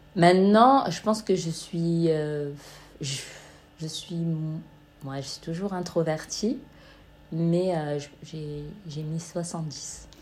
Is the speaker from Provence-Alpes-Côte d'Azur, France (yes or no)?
yes; Marseille, Provence-Alpes-Côte d'Azur, France; now in Amsterdam, Netherlands; je suis originaire de Marseille